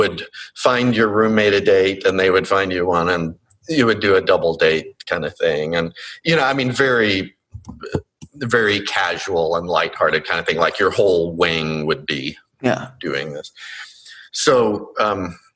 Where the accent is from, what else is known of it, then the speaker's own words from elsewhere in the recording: Longview, Texas, United States; I grew up in Longview, Texas